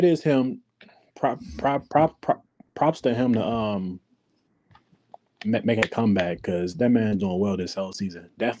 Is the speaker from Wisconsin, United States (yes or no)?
yes; Milwaukee, Wisconsin, United States; moved away; My hometown, Milwaukee.